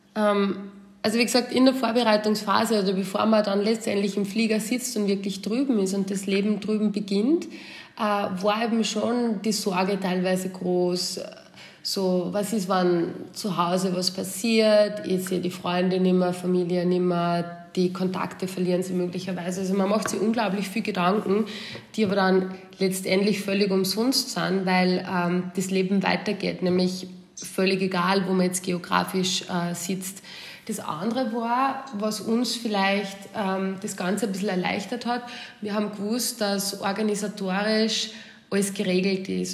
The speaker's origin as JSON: {"language": "German", "country": "Austria", "moved": "as an adult", "lives_now": "United States", "said": "Man wird als Österreicher"}